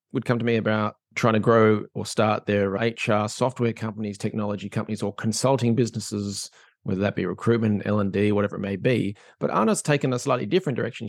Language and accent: English; Australia; now in Ireland; I'm an Australian living in Ireland